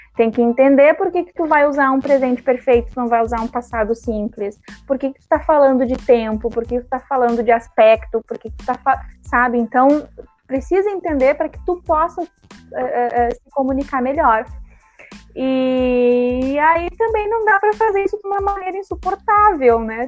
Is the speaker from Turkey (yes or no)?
no; Porto Alegre, Rio Grande do Sul, Brazil; Eu moro na, nasci na Restinga